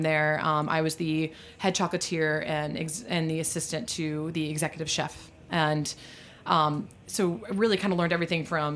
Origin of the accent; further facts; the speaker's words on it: New Orleans, Louisiana, United States; also born or lived in Virginia; now in New York, United States; I am from New Orleans. Sometimes people joke that I would say I'm from New Orleans before I say my own first name. But I'm actually a fifth generation from New Orleans, and my family still lives there